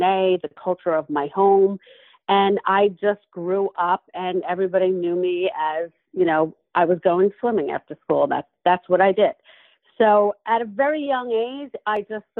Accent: Levittown, New York, United States; I grew up in Levittown, Long Island

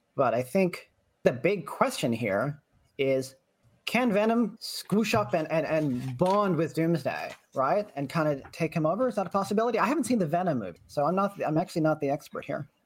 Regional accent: Lexington, Massachusetts, United States; I'm from Lexington

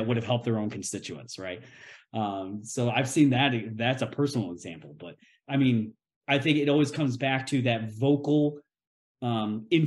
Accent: Tennessee, United States; my home state of Tennessee

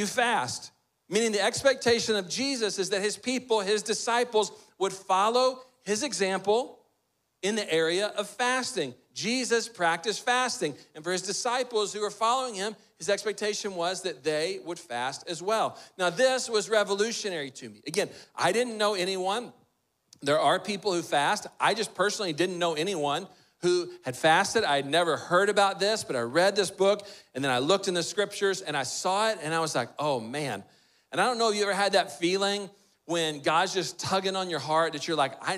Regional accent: Texas, United States; someone growing up in Texas

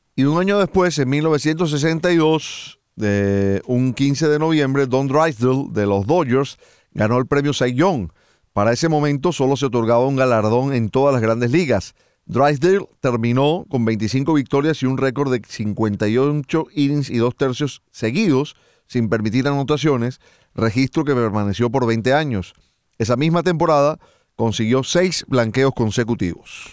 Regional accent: Venezuela; como venezolano

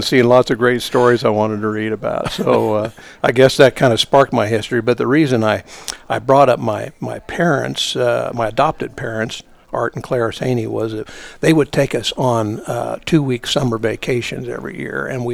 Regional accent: Topeka, Kansas, United States; I grew up in Topeka

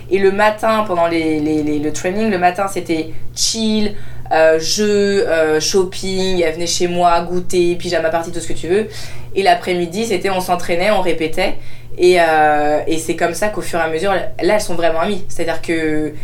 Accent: France; mon père vient du Maroc, ma mère vient de France, je suis née en France, mais j'ai grandi du coup dans deux cultures

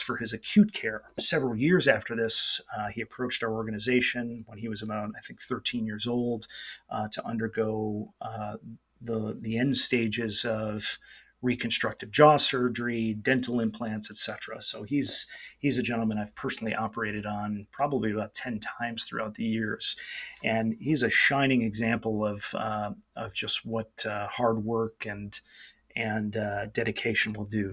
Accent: New York, United States; moved away as an adult; also born or lived in Michigan / Los Angeles / Atlanta; now in San Diego, United States; I'm originally from New York State

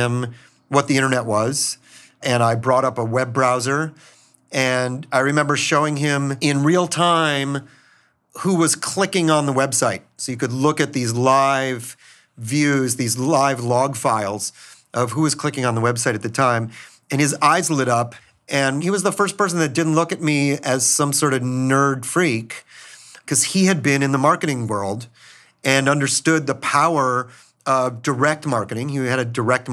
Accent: Minneapolis, Minnesota, United States; moved away; I grew up in Minneapolis

